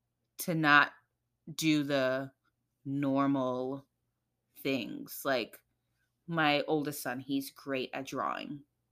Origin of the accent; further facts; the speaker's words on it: New York City, New York, United States; And so, yes, I grew up here in America, in the Bronx. But I grew up in a Trini, you know, very traditional Caribbean household.